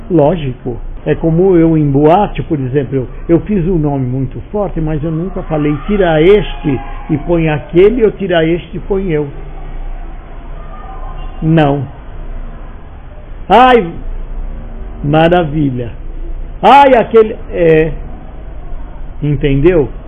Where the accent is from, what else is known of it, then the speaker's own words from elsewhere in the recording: Rio de Janeiro, Brazil; moved away as an adult; E eu vim do Rio de Janeiro, sem eira nem beira, por quê? porque acabou o trabalho lá e eu vim para cá